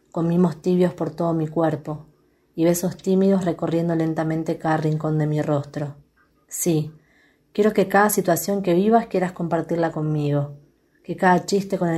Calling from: Quilmes, Buenos Aires Province, Argentina; de Quilmes y les envío algunas poesías que escribí.

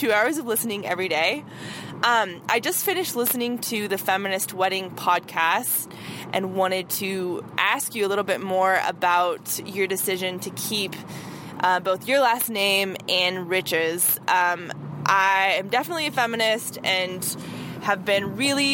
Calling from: Nebraska, United States; I'm calling from Nebraska

